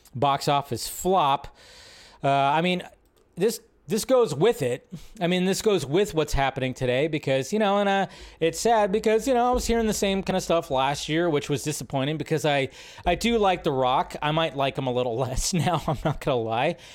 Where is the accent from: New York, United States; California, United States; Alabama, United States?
California, United States; Los Angeles; all the heads I grew up with South Central.